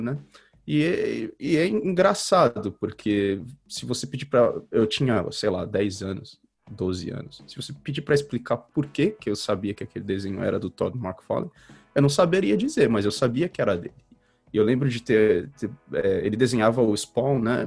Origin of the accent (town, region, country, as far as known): Brazil; born or raised there; moved away as an adult